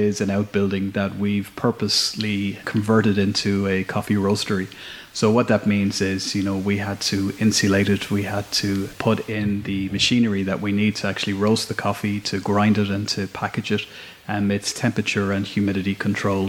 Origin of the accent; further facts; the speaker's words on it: Shannon, Munster, Ireland; moved away as an adult; also born or lived in London / Burren, County Clare; I'm originally from Shannon, but now living up in the Burren